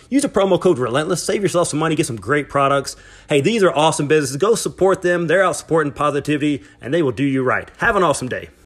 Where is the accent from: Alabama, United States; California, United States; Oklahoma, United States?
Alabama, United States; I'm from Alabama, so we, we've been known for speaking broken English as well